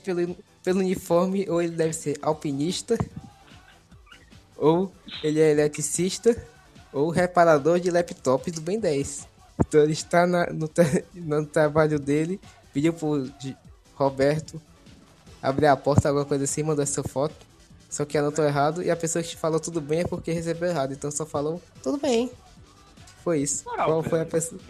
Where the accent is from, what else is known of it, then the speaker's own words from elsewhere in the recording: Ceará, Brazil; sou cearense, sou americano